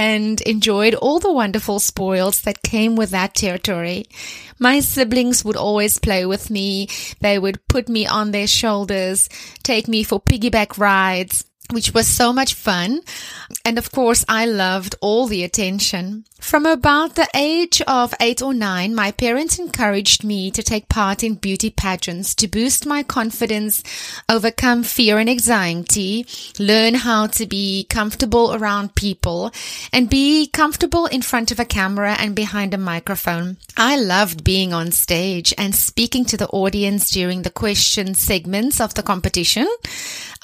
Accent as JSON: {"language": "English", "country": "South Africa", "tie": "born or raised there", "said": "I am South African. I was born in a small town into a big family, and I was raised in a religious home"}